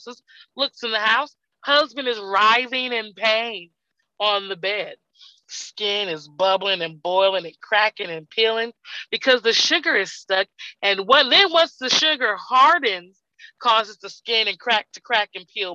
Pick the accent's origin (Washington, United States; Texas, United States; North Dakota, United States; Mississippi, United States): Texas, United States; I'm from Texas